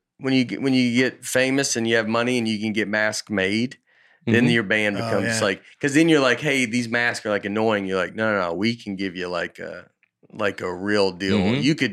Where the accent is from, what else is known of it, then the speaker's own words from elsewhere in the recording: Oklahoma, United States; I grew up in Oklahoma. My best friend's family owned a health food restaurant that was not far from where Garth and Trisha lived.